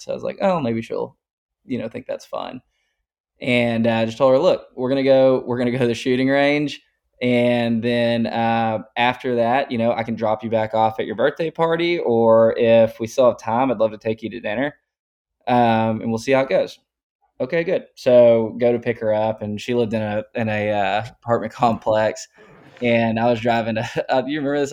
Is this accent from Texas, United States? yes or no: yes; Tyler, Texas, United States; also born or lived in Austin, Texas; I'm originally from Tyler up in East Texas and moved to Austin in two thousand thirteen